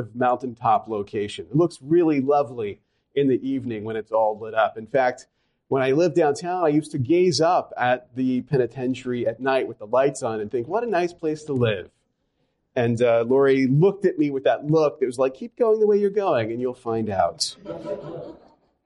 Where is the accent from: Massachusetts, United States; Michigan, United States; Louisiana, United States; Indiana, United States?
Louisiana, United States; I come from Louisiana. I'm a Southerner.